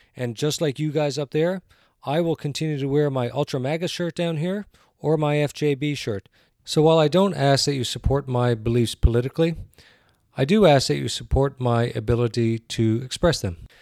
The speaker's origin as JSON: {"language": "English", "country": "Canada", "moved": "yes", "lives_now": "United States", "said": "I'm a Canadian, but I live in the United States"}